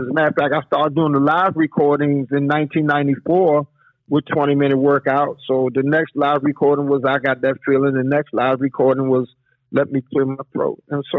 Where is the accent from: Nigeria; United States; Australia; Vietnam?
United States; Washington, District of Columbia; I'm a DJ, but I'm a DJ from Washington, D.C., Southeast Washington, D.C., to be exact.